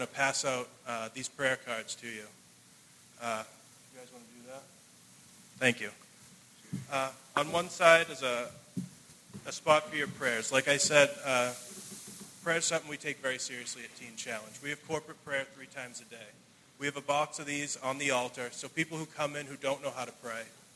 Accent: Brockton, Massachusetts, United States; I'm from Brockton. Growing up, I was very fortunate

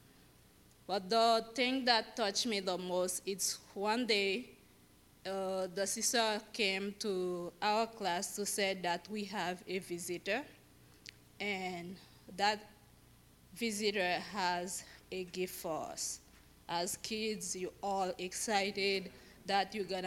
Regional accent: Haiti; moved away; I was born in Haiti, and I was born and raised Catholic

